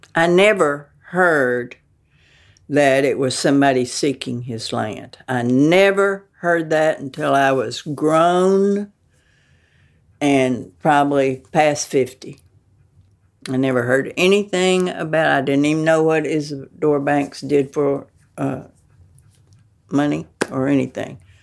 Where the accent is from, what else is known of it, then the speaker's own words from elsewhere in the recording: the South, United States; I am a Southerner